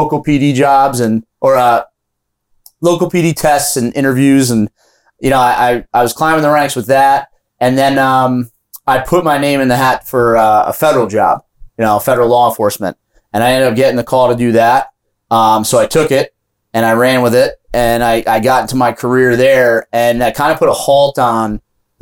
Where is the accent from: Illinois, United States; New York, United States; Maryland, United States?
New York, United States; Monroe; I got employed at a local gym in my hometown in Monroe, New York